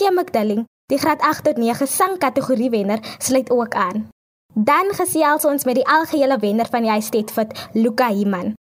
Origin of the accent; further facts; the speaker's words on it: South Africa; ek is afkomstig van Klein Willem. So ek is maar 'n plaasmeisie van harte.